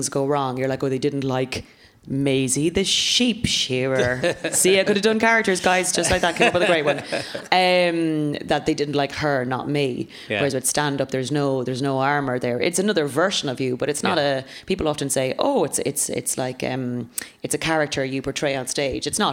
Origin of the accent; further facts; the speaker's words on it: Ireland; now in London, United Kingdom; being an Irish woman in London.